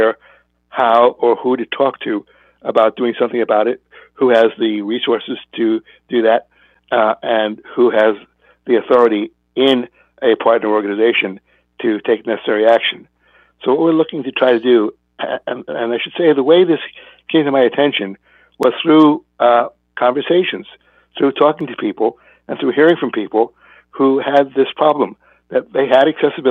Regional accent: California, United States; I'm from California

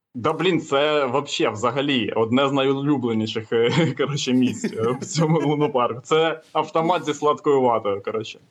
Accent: Kamianske, Dnipropetrovsk Oblast, Ukraine; я з Дніпродзержинську

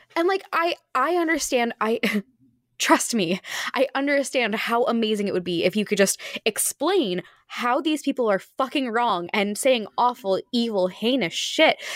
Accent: Phoenix, Arizona, United States; I come from Phoenix, Arizona.

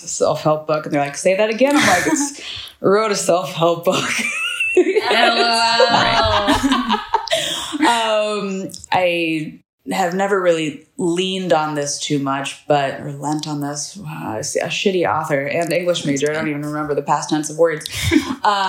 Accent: United States; moved away as an adult; also born or lived in United Kingdom; now in Berlin, Germany; as an American who lives abroad.

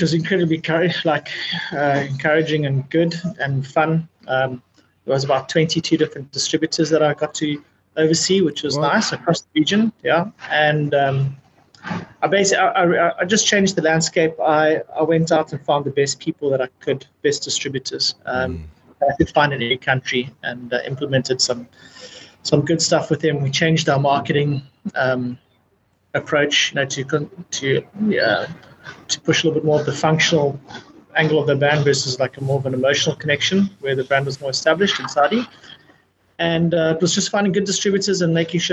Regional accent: South Africa; moved away as an adult; also born or lived in Dubai; as a South African, you know, we love nature and outdoors

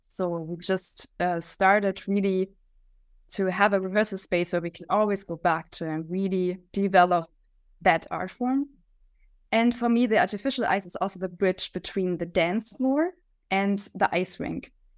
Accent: Leipzig, Saxony, Germany; from Germany, from Leipzig.

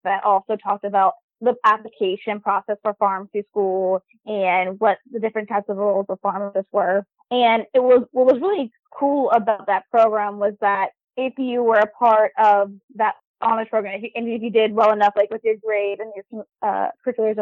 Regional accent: Raleigh, North Carolina, United States; moved away as an adult; also born or lived in Charlottesville, Virginia; now in Norfolk, United States; I'm originally from Raleigh, North Carolina.

